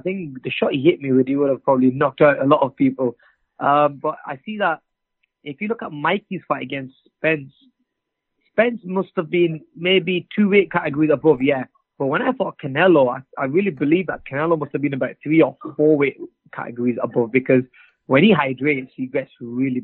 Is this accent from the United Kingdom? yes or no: yes; England, United Kingdom; I'm from England